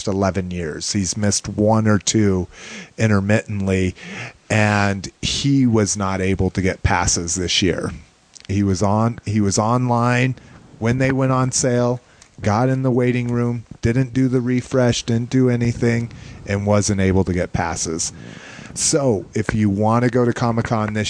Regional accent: New Mexico, United States; now in Denver, United States; growing up in New Mexico

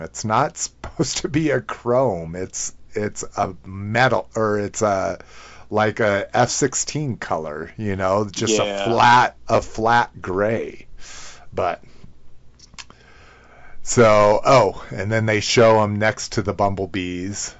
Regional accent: New Mexico, United States; growing up in New Mexico

